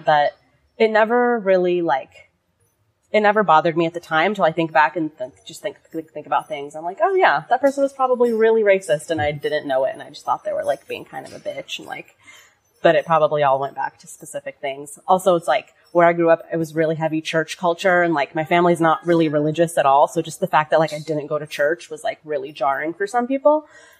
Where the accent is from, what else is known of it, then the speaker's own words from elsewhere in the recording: Long Beach, California, United States; born there; I was born in Long Beach. Family had been living there for a while. They were immigrants from Lebanon.